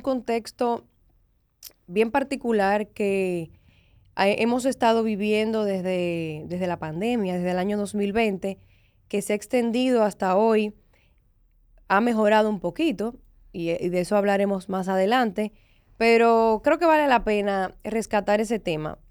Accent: Dominican Republic; como dominicanos

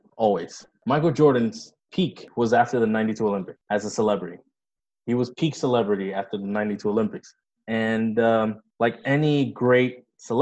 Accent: Dominican Republic; moved away; When I was growing up in the Dominican Republic

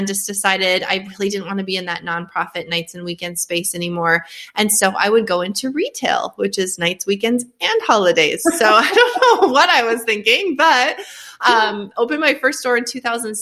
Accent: Fargo, North Dakota, United States; accent: Northern; moved away as an adult; also born or lived in Grand Forks, North Dakota; now in Tennessee, United States; born and raised in Fargo, North Dakota

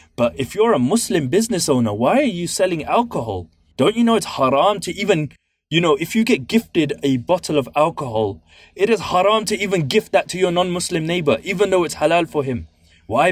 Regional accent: London, United Kingdom; I'm from East London

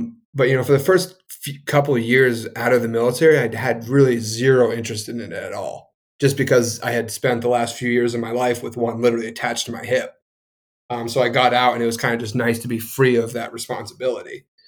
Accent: New Hampshire, United States; You know, I grew up in New Hampshire. We were growing up in the woods.

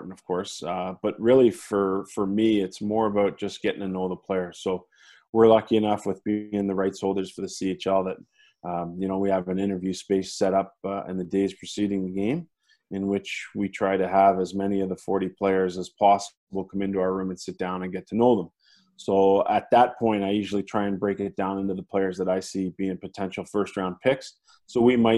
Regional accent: Mississauga, Ontario, Canada; I was born in Mississauga, Ontario, just outside of Toronto

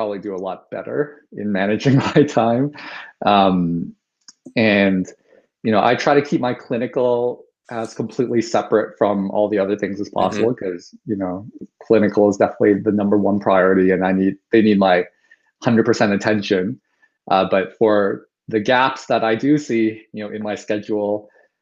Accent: Toronto, Ontario, Canada; born and raised in Toronto, in Scarborough, specifically one of the suburbs of Toronto

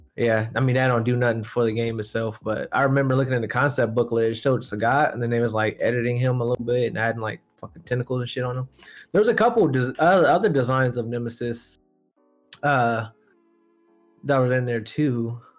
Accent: United States; we're American here

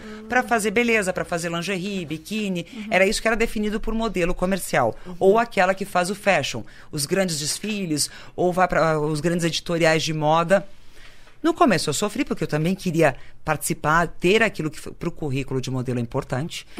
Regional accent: Santa Cruz do Sul, Rio Grande do Sul, Brazil; moved away; also born or lived in Paris; Santa Cruz é uma eu falo não por ser o lugar onde eu nasci

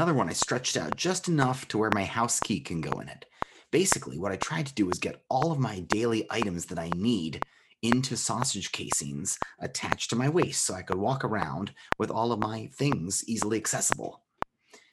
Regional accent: United States; moved away; also born or lived in Germany; I felt it was my duty as an American immigrant living in Germany

